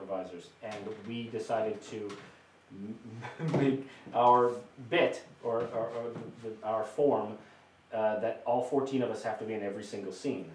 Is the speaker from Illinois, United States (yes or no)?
yes; Chicago, Illinois, United States; also born or lived in Northbrook, Illinois; now in Los Angeles, United States; I grew up there. I was born in Northbrook, about 20 minutes north